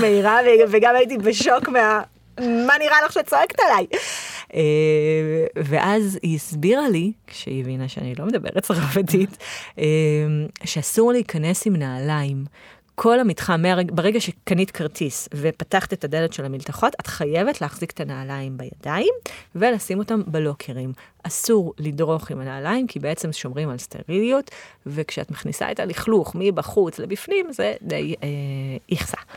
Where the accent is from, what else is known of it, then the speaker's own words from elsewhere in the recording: Israel; אנחנו הישראלים